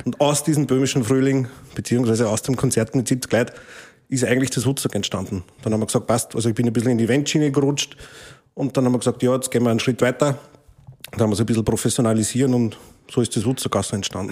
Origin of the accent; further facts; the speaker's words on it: St. Martin im Innkreis, Upper Austria, Austria; meinen Heimatort in St. Martin im Innkreis